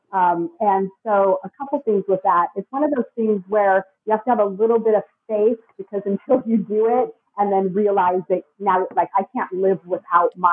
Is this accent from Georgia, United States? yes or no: no; California, United States; moved away as an adult; now in Mexico; I'm originally from California